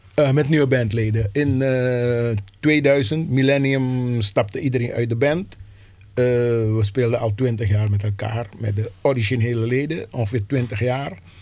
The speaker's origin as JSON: {"language": "Dutch", "country": "Suriname", "moved": "yes", "lives_now": "Amsterdam, Netherlands", "said": "Ik kom zelf uit Suriname"}